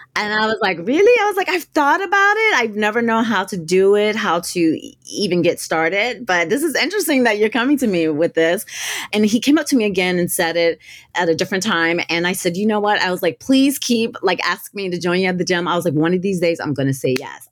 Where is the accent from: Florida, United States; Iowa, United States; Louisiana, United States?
Florida, United States; Gulf Coast, Northwest; I grew up in the South, I grew up in Florida and on the Northwest part of Florida along the Gulf Coast.